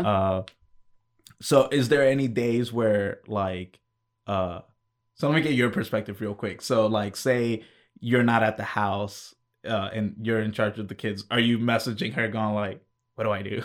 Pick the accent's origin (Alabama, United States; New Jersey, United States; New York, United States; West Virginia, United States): New York, United States; I was born in New York